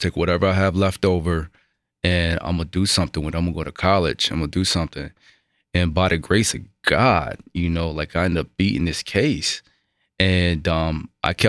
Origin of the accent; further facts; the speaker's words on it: outside of Buffalo, New York, United States; I grew up outside of Buffalo, New York